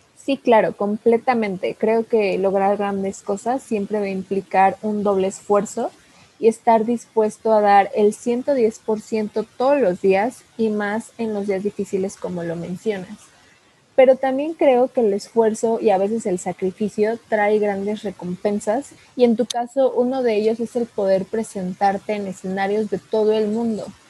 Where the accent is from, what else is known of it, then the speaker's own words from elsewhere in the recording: Mexico; nosotros como mexicanos